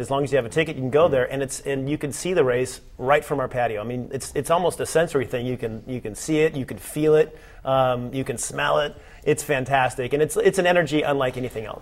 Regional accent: Long Beach, California, United States; born and raised in Long Beach

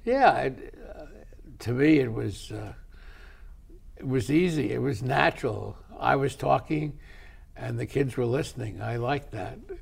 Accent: New York City, New York, United States; I grew up in New York City

